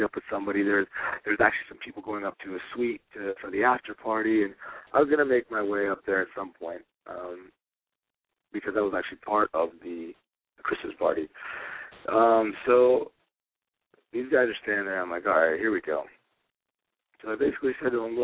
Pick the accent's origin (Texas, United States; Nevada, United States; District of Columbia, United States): Nevada, United States; Las Vegas; I'm born and raised in Las Vegas